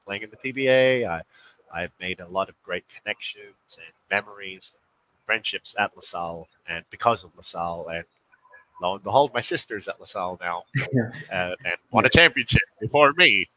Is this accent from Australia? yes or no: yes; Western Australia, Australia; moved away as an adult; also born or lived in Georgia, United States; now in Philippines; We're both born in Australia, uh, born and raised